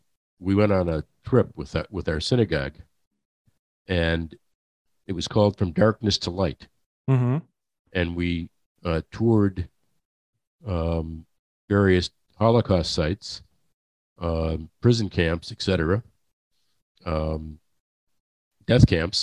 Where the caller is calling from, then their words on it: Delray Beach, Florida, United States; So I'm calling you from Delray Beach, Florida.